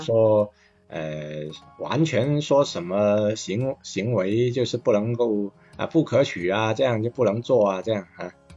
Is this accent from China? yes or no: yes; Guangzhou, Guangdong, China; 像我们嗯。广州话所说